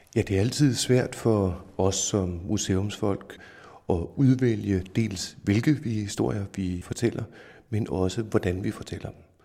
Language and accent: Danish; Denmark; vi som danskere